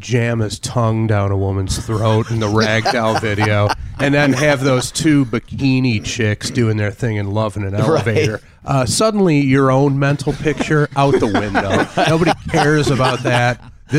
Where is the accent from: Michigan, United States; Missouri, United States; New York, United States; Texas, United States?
Michigan, United States; Detroit; growing up in Detroit in the 70s